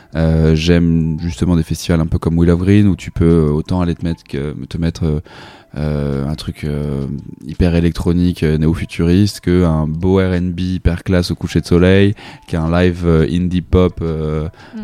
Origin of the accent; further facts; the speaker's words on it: La Rochelle, Nouvelle-Aquitaine, France; je viens de La Rochelle